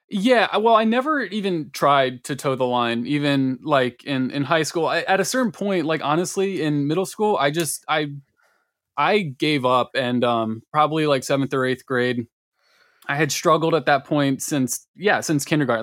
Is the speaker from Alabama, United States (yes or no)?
no; Malvern, Pennsylvania, United States; I grew up in Malvern, uh, which is a little turd